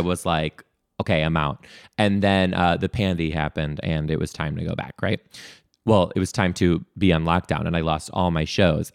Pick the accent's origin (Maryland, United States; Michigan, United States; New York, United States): Michigan, United States; Detroit; now in Seattle, United States; I'm originally from Detroit.